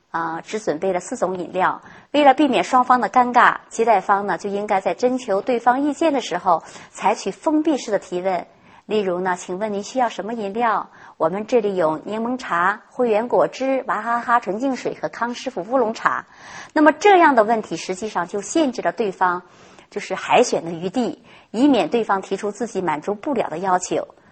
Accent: China; 我们中国人

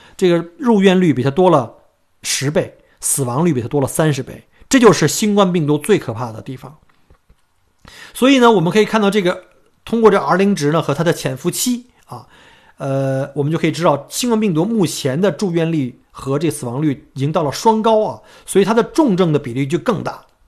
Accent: China; now in Melbourne, Australia; 我们中国人，我们经历过非典

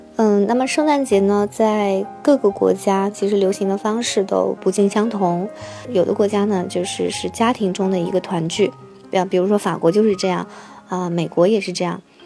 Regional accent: China; moved away as an adult; now in France; 我作为中国人，啊，却不会骑单车

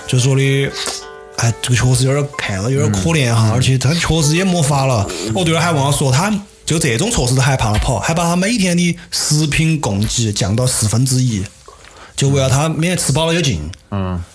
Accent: Sichuan, China; accent: Sichuanese; 我们四川话

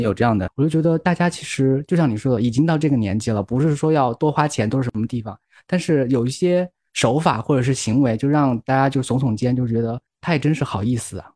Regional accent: Guiyang, Guizhou, China; moved away; 因为我是贵阳出来的嘛，贵阳是一个很奇葩的城市

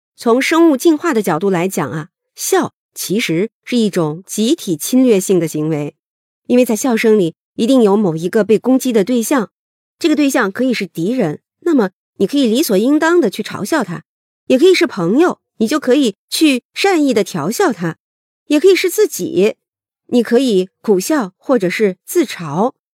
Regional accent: China; 我们中国人传统的合家团圆、欢声笑语的时刻

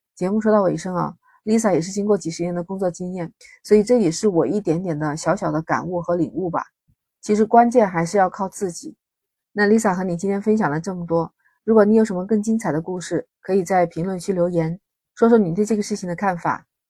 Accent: China; 我们中国人

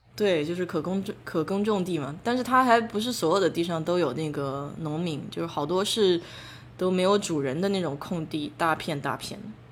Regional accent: China; 我们中国人不是讲风寒嗯。风热嘛

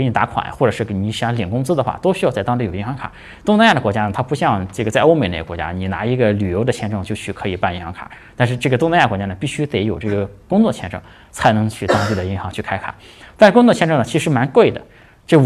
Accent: Shanghai, China; 比如说我是从上海过来的，上海呢好像只有一个学校是。有这个印尼语这个专业的

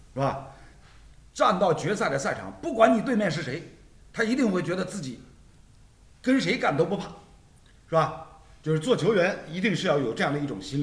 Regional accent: Shanghai, China; 阿拉作为上海人，从小看球

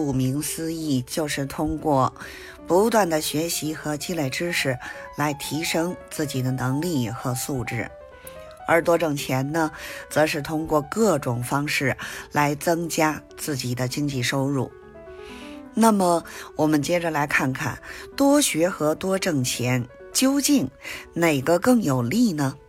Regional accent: Beijing, China; 咱们下期节目再

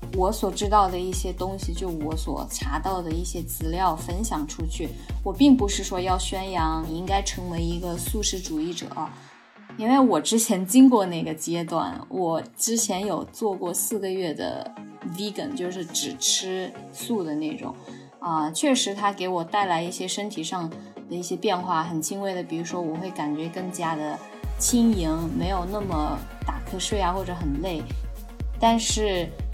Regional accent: China; 几乎我们中国人都是乳糖不耐受

